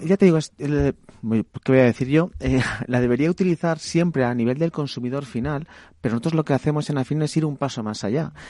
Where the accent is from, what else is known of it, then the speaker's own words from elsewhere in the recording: Valencia, Valencian Community, Spain; mi ciudad de Valencia